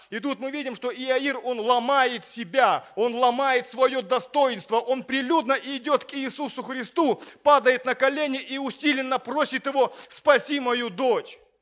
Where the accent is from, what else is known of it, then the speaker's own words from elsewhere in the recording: Siberia, Russia; now in Sochi, Russia; у нас в Сибири, откуда я родом